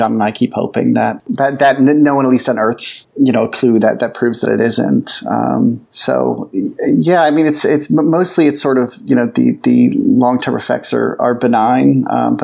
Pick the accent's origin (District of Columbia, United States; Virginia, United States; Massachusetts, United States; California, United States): Massachusetts, United States; Boston; now in Los Angeles, United States; I'm originally from Boston